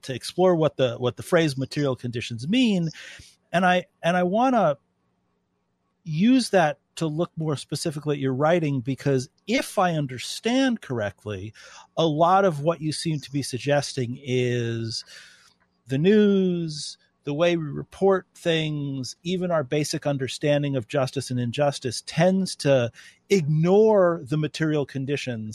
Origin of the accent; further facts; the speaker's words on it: New York City, New York, United States; moved away as an adult; also born or lived in North Dakota; now in Grand Forks, United States; living in North Dakota after growing up in New York City